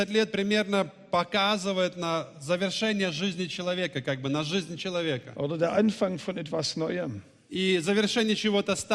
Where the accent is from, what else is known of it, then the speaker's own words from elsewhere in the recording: Baden-Württemberg, Germany; accent: Swabian; Ihr hört vielleicht, ich komme aus dem Schwabenland, der Hauptstadt des Automobils.